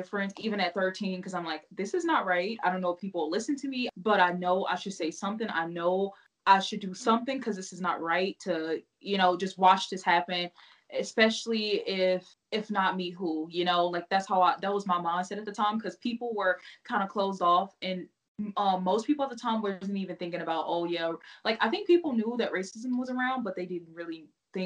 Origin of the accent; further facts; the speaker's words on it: Missouri, United States; now in Utah, United States; I'm from Missouri